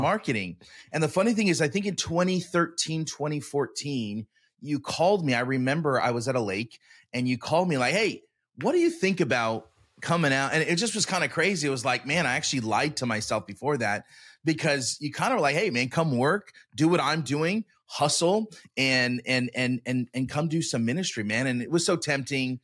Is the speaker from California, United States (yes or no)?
yes; Sacramento, California, United States; moved away as an adult; I'm from Sacramento